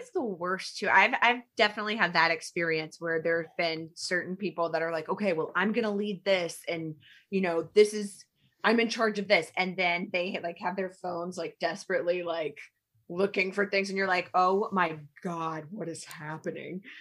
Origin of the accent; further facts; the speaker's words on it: Alabama, United States; moved away; I am not from here. I grew up in Alabama, like, in the nineties